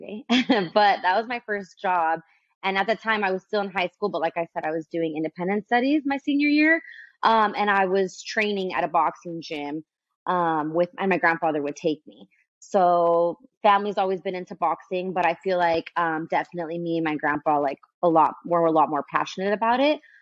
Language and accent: English; Santa Ana, California, United States; I'm born and raised in Santa Ana